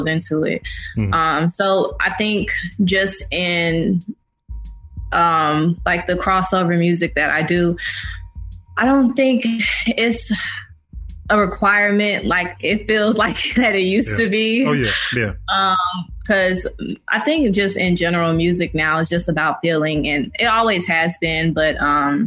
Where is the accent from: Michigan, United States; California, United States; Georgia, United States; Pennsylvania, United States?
Georgia, United States; Atlanta; I grew up on the South Side. And then later on, we moved to the Camp Creek area near the airport. So I went to high school at Westlake